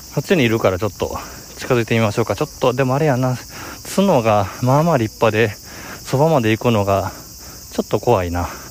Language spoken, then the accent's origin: Japanese; Nara, Japan; moved away; 奈良といえば、えー、まあ、僕の実 家ですよね。